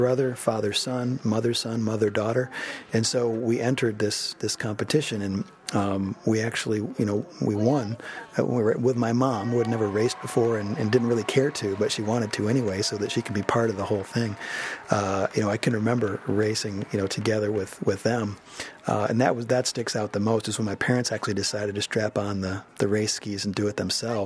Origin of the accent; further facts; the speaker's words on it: Michigan, United States; moved away as an adult; now in Yosemite area, California, United States; I grew up racing in Michigan with my brothers and my family, and coached back there when I was in college